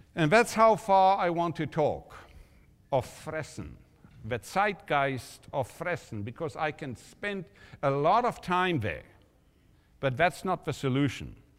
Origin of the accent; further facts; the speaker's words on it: South Africa; when I grew up in South Africa